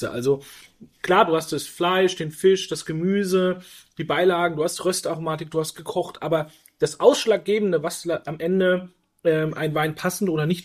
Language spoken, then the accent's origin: German; Franconia, Bavaria, Germany; ich bin ja Franke